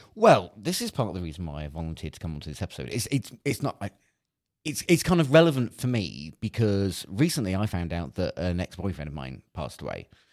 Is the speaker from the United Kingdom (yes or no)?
yes; Cornwall, South West England, United Kingdom; I grew up in Cornwall